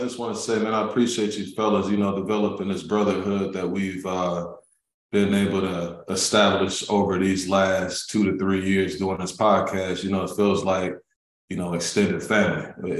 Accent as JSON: {"language": "English", "town": "Milwaukee", "region": "Wisconsin", "country": "United States", "tie": "born or raised there", "moved": "yes", "said": "my hometown in Milwaukee, Wisconsin."}